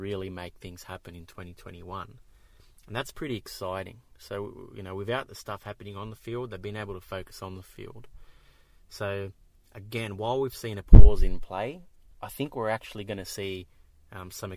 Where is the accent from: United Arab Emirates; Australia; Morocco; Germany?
Australia; accent: Australian (implied)